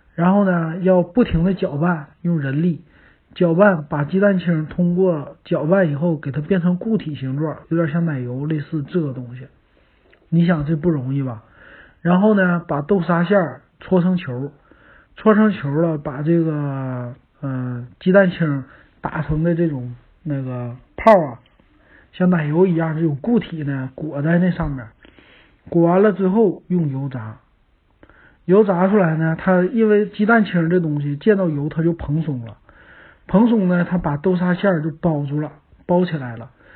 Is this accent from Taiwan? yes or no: no; Northeast China, China; 咱们东北人很喜欢